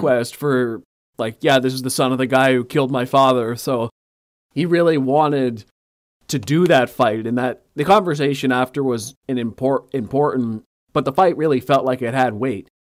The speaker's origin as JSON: {"language": "English", "country": "Canada", "said": "I'm coming from Canada"}